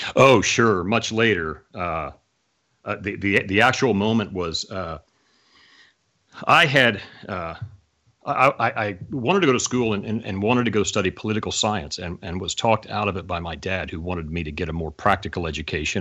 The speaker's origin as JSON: {"language": "English", "town": "Oklahoma City", "region": "Oklahoma", "country": "United States", "tie": "born or raised there", "said": "I grew up in Oklahoma City, Oklahoma"}